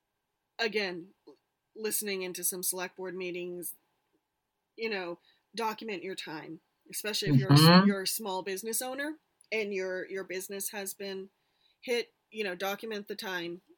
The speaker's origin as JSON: {"language": "English", "region": "Vermont", "country": "United States", "tie": "born or raised there", "said": "my home state"}